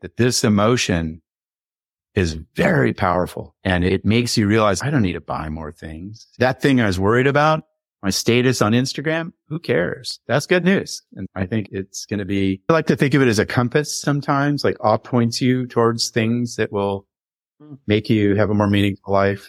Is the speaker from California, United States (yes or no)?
yes; Los Angeles, California, United States; I grew up in the late sixties in Laurel Canyon